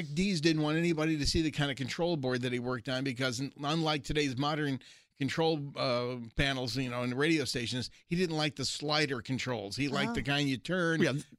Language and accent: English; Brooklyn, New York, United States; born there; Hey, I was born in Brooklyn.